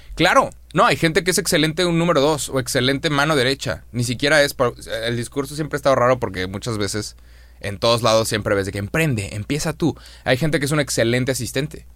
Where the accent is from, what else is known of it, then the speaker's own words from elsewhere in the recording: Monterrey, Nuevo León, Mexico; Somos de Monterrey